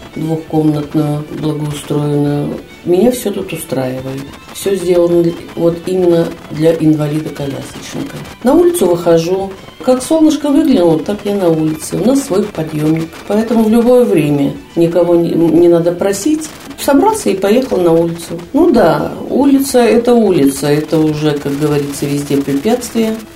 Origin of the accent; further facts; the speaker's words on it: Kyzylorda, Kyzylorda Region, Kazakhstan; moved away as an adult; now in Pskov, Russia; я сама из Казахстана, с города Кызыл-Орда. Там всю жизнь прожила, и детство